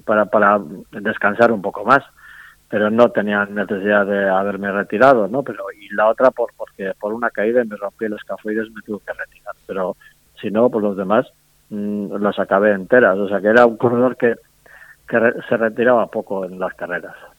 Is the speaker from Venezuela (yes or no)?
no; Basque Country, Spain; en las famosas cenas que solemos hacer aquí en el País Vasco